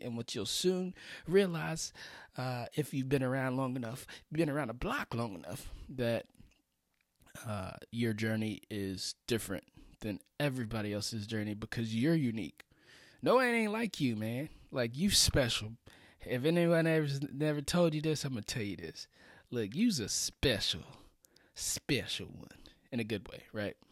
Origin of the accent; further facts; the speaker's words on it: Florida, United States; I'm from Florida. That's where I grew up